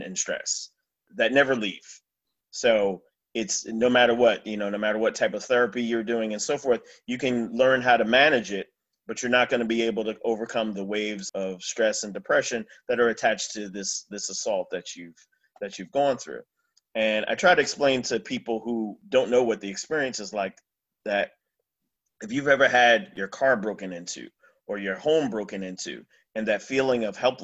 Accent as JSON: {"language": "English", "region": "New Jersey", "country": "United States", "tie": "born or raised there", "said": "I grew up in New Jersey"}